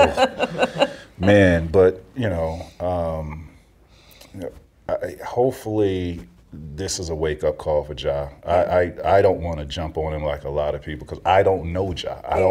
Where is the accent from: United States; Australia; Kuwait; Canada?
United States; Florida; I grew up in Central Florida. And, you know, it was one way in, one way out where I grew up.